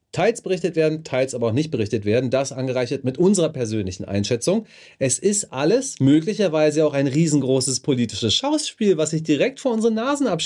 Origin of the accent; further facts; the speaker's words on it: Germany; also da, wo ich aufgewachsen bin, das am Rande von Berlin, da gab es jedes Jahr ein Feuerwehrfest.